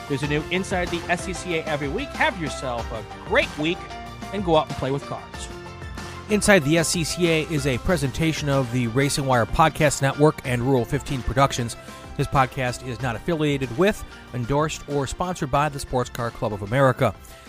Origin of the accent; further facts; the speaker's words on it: Midwest, United States; the first time I moved from my home growing up in the Midwest to Atlanta region